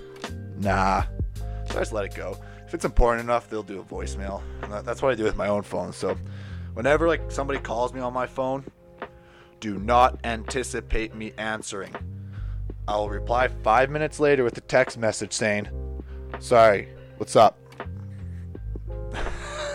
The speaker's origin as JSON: {"language": "English", "country": "Canada", "said": "my duties as a Canadian citizen"}